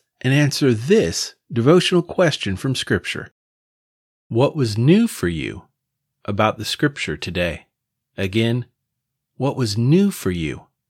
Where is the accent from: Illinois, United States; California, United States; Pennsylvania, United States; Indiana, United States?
Indiana, United States; accent: Hoosier; my Hoosier accent